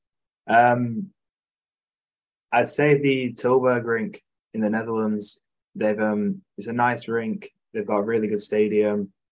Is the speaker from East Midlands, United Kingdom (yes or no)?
yes; Nottingham, East Midlands, United Kingdom; Nottingham as well, because it's my hometown rink